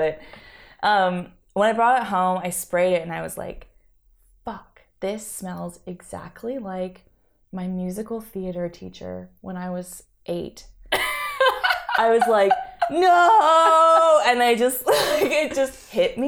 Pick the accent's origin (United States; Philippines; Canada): Canada; now in Montreal, Canada; I grew up on the West Coast